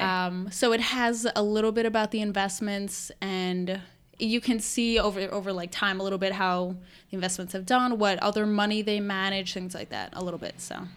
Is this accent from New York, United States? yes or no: yes; Westchester County, New York, United States; I'm from Westchester County, New York, uh, which is just about an hour north of New York City.